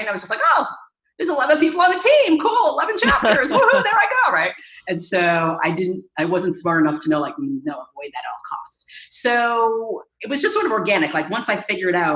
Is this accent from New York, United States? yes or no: no; Danvers, Massachusetts, United States; I grew up on the North Shore of Boston in a town called Danvers.